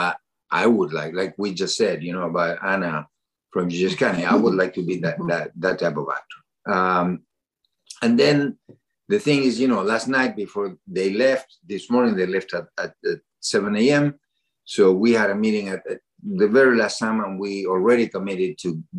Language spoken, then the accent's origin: English; Argentina; now in Massachusetts, United States; I come from Argentina